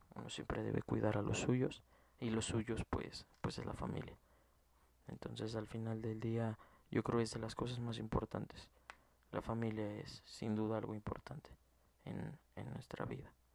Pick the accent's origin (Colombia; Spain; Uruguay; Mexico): Mexico; como mexicano